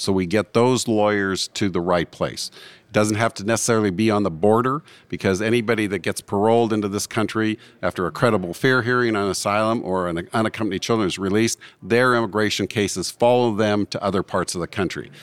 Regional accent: Butte, Montana, United States; I am from Butte, Montana

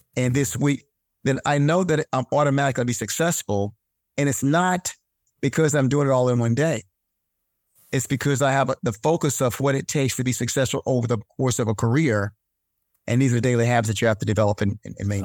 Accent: North Carolina, United States; I grew up in North Carolina

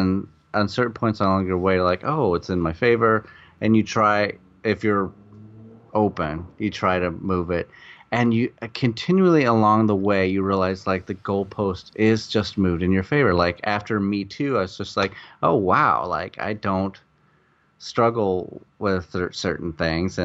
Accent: Iowa, United States; moved away as an adult; also born or lived in Chicago; now in Los Angeles, United States; I came from Iowa, and I went to Chicago

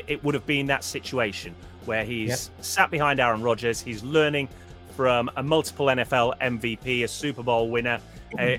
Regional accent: Huddersfield, Yorkshire and the Humber, United Kingdom; I was born and brought up in Yorkshire

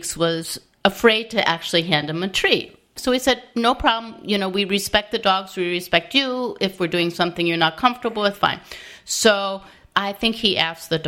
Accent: outside of Albany, upstate New York, United States; I grew up outside of Albany, upstate

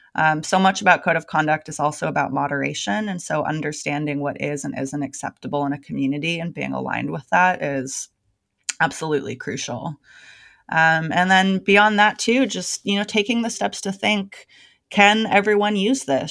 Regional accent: Bay Area, California, United States; moved away as an adult; now in Portland, United States; I'm born and raised in the Bay Area. I lived there my entire life until four months ago

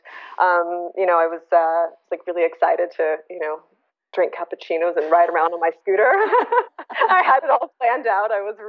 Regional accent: Bangkok, Thailand; born there; Well, I was born in Bangkok, Thailand.

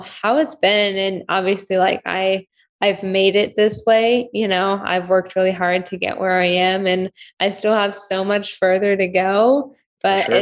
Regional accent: California, United States; also born or lived in Ukraine; I grew up in California.

